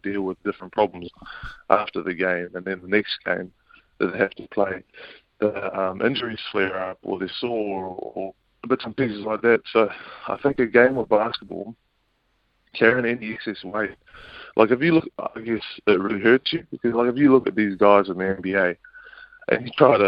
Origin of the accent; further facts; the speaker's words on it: Auckland, New Zealand; I was brought up out west in Auckland